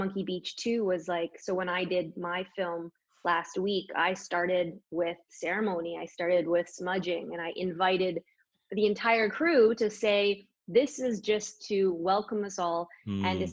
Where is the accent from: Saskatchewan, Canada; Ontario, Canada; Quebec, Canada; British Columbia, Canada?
British Columbia, Canada; Prince George; moved away as an adult; now in Vancouver, Canada; I live in Vancouver. I grew up in Prince George.